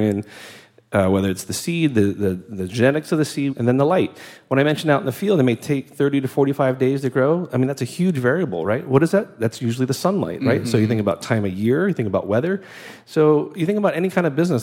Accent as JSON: {"language": "English", "town": "New York City", "region": "New York", "country": "United States", "said": "I'm from New York City, and I happen to work in Newark, New Jersey"}